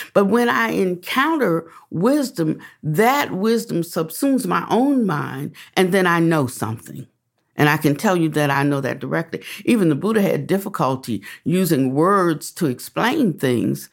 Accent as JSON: {"language": "English", "town": "Washington", "region": "District of Columbia", "country": "United States", "tie": "born or raised there", "also_born_or_lived": "the South", "moved": "yes", "said": "I was born in Washington, D C"}